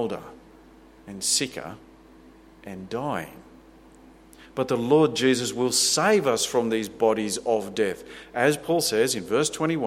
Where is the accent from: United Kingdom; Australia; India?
Australia; we love our freedoms and our wealth and our security. We take great pride in what our nation is